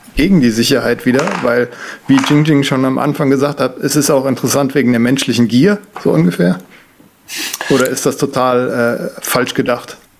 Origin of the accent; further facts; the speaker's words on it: Germany; als Deutscher